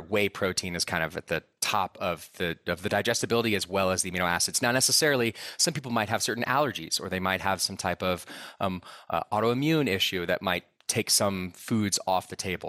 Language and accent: English; Austin, Texas, United States; now in Boulder, United States; I grew up in Austin, Texas.